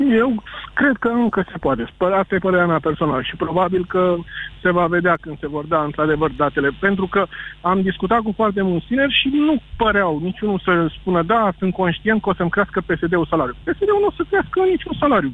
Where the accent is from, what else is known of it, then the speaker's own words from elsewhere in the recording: Alexandria, Teleorman County, Romania; sunt din Alexandria